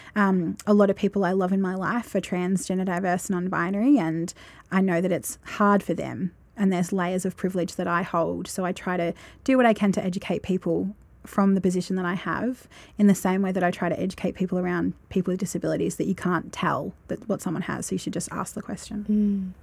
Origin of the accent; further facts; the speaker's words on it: Roche, Victoria, Australia; now in Shepparton, Australia; growing up in Roche, I remember there being, like, one gay guy at school